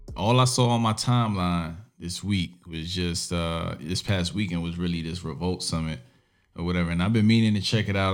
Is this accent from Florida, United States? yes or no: no; New York City, New York, United States; I grew up in Brooklyn, New York